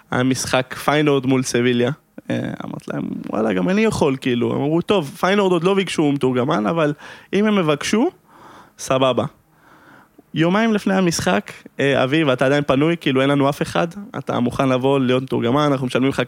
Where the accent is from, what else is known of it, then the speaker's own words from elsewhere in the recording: Amsterdam, North Holland, Netherlands; אני גדלתי באמסטרדם, זה היה